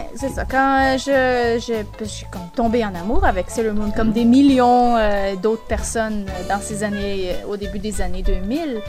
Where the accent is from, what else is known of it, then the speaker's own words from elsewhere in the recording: Quebec, Canada; accent: Québécois; moved away as an adult; now in Calgary, Canada; originellement, je viens du Québec. Et puis, j'ai euh, déménagé il y a quelques années à Calgary, en Alberta